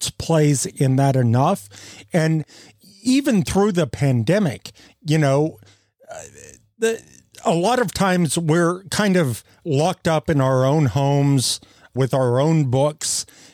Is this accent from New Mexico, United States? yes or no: yes; New Mexico, United States; growing up in New Mexico